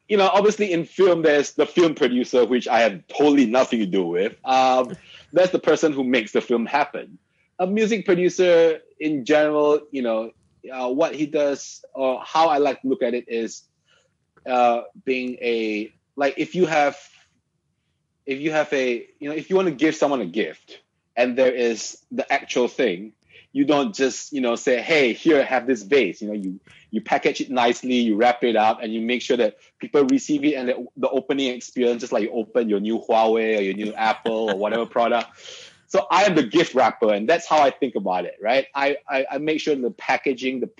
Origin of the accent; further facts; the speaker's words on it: Malaysia; I obviously do being part Malaysian, right? Like I mean, my wholeheartedly, you know, I am still true and true Malaysian. I still like my mamak sessions